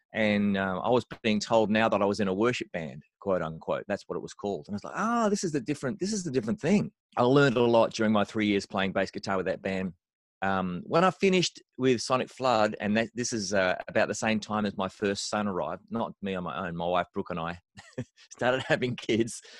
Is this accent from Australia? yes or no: yes; Australia; I'm an Australian bass player